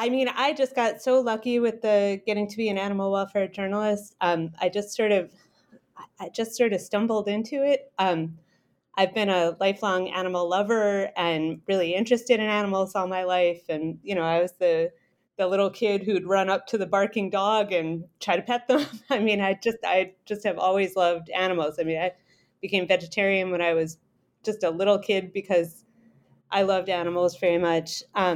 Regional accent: Rhode Island, United States; also born or lived in Saipan; Oh, sure. I'm originally from Rhode Island. My family is still around there.

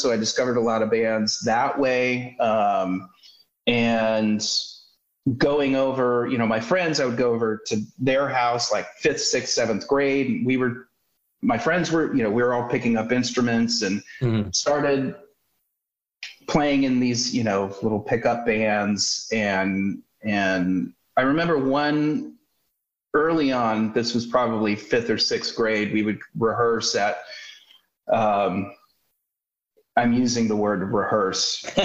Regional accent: Minneapolis, Minnesota, United States; So I was born in 71 in Minneapolis, Minnesota, which I'm so grateful that, as luck would have it, I was growing up, you know, coming of age in that town at that time

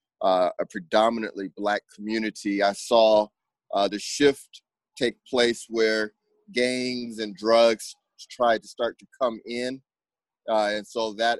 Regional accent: Los Angeles, California, United States; moved away as an adult; now in Wooster, United States; originally, I'm from Los Angeles, California, born and raised in the San Fernando Valley

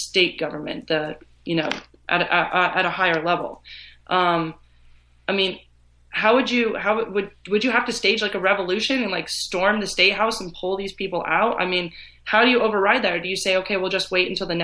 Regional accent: Vermont, United States; I grew up in Vermont

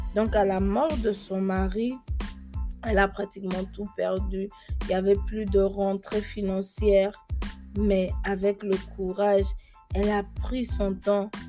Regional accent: Gabon; first language French; also born or lived in Germany; now in United States; je suis née en Allemagne, quitter mon pays où j'ai grandi, le, qui est le Gabon, à un si jeune, âge

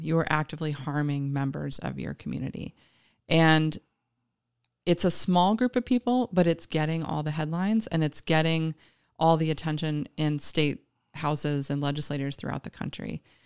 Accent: Green Bay, Wisconsin, United States; also born or lived in Philadelphia / Madison; now in Appleton, United States; I grew up in Green Bay.

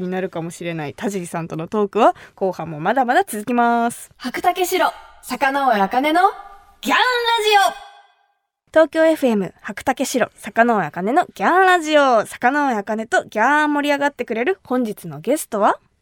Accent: Kumamoto, Japan; 私たちの地元熊本

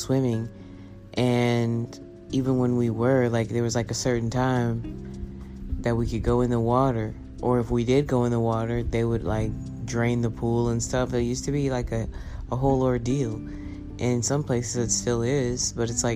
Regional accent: Round Rock, Texas, United States; I grew up in Round Rock, like the suburbs. Super, super north Austin, right?

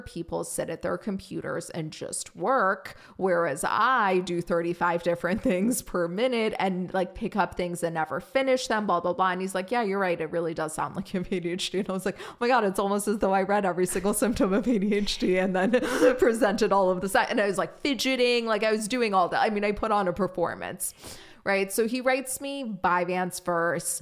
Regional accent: Germany; now in United States; I grew up in Germany

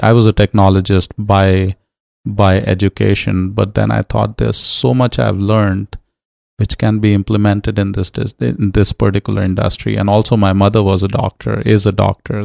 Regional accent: New Delhi, Delhi, India; moved away as an adult; now in Los Angeles, United States; growing up in New Delhi.

